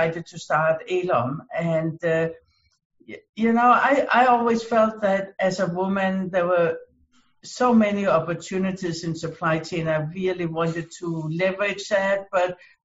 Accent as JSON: {"language": "English", "country": "Denmark", "moved": "yes", "lives_now": "United States", "said": "I came originally from Denmark. I immigrated to the US"}